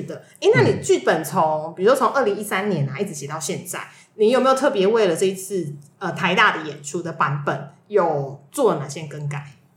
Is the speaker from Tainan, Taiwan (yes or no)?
no; Kaohsiung, Taiwan; moved away as an adult; also born or lived in Hsinchu; now in Taipei, Taiwan; 虽然我已经北漂二十年， 对吧？嗯 二十，天哪，我的妈呀！好，就是十多年，因为我都在台北，都在北部工